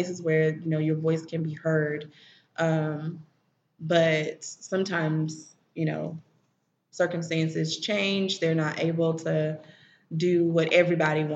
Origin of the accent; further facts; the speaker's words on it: Memphis, Tennessee, United States; moved away as an adult; also born or lived in Nashville, United States; now in Chattanooga, United States; Some of my family's from Chicago. I'm originally from Memphis